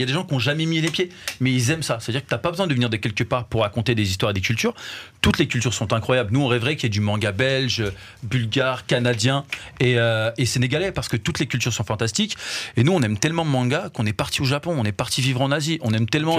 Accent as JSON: {"language": "French", "country": "France", "tie": "born or raised there", "said": "nous on, est né, on a grandi en France"}